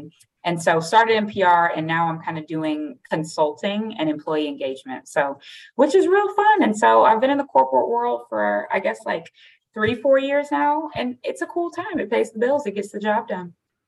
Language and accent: English; St. Louis, Missouri, United States; moved away as an adult; now in Chicago, United States; Born and raised in St. Louis